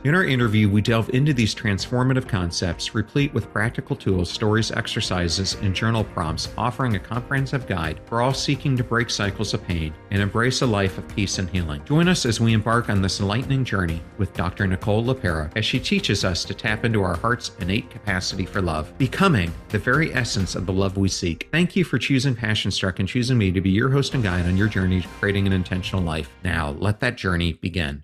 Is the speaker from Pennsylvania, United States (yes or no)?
yes; York / Lancaster, Pennsylvania, United States; moved away as an adult; now in Saint Petersburg, United States; I grew up outside of Philly in York slash Lancaster.